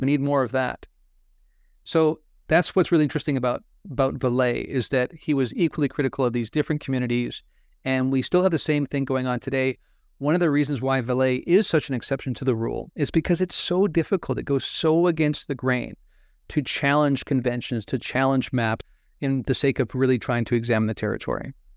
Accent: Pacific Northwest, United States; I grew up in the Pacific Northwest

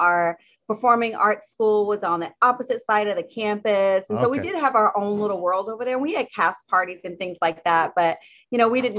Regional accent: South Carolina, United States; now in Washington, United States; I'm a Southern Belle. I grew up in South Carolina, in a very rural part of South Carolina.

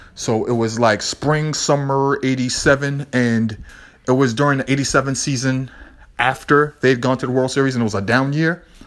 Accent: Boston, Massachusetts, United States; I'm from Boston. I always have this energy. When you're from Lower Roxbury, I al-, you always have this energy

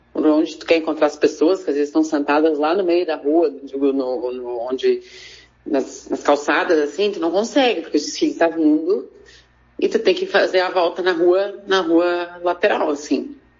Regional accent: Taquari, Rio Grande do Sul, Brazil; eu sou de Itaquari, que é uma cidade que fica aqui pertinho, 40 quilômetros, ali para aquelas bandas ali de, de Paverama

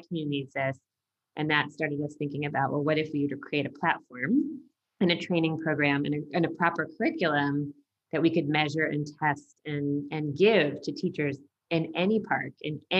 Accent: United States; I'm from the United States

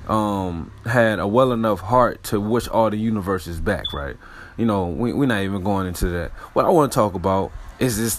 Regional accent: Richmond, Virginia, United States; RVA, my hometown

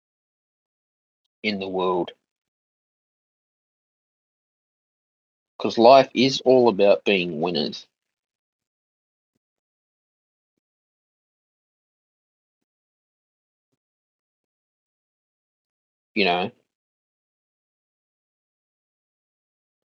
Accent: Australia

